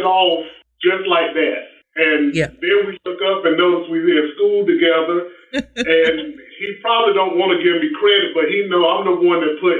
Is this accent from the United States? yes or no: yes; Laurinburg, North Carolina, United States; moved away as an adult; now in Winston-Salem, United States; I'm originally from Laurinburg, a little dot on the map here in the state.